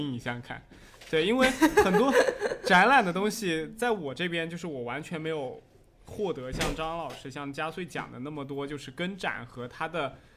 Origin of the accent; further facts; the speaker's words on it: Jiangsu, China; now in Fujian, China; 我因为在之前是在江苏那边长大的，然后后面又回到了福建嘛